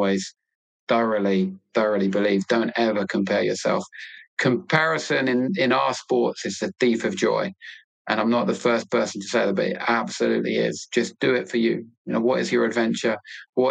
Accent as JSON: {"language": "English", "region": "London", "country": "United Kingdom", "tie": "born or raised there", "moved": "as an adult", "lives_now": "Cornwall, United Kingdom", "said": "I'm a Londoner born and bred, an Arsenal fan. I'll always be a Londoner, but I will now always live in Cornwall"}